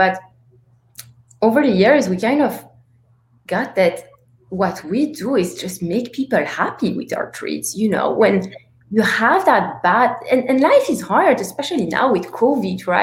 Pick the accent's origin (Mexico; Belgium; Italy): Belgium; Antwerp, Flanders; now in New York, United States; So I grew up in Antwerp, Belgium, and in Belgium we grew up with so many treats